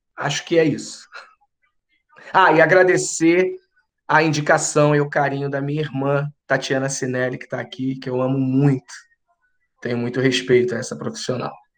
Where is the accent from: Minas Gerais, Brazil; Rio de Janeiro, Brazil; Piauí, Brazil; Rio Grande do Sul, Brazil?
Rio de Janeiro, Brazil; also born or lived in São Paulo; sou carioca